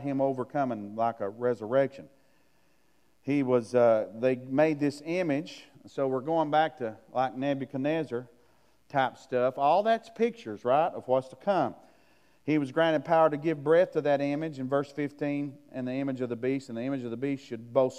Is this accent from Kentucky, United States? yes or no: yes; Kentucky, United States; I'm from Kentucky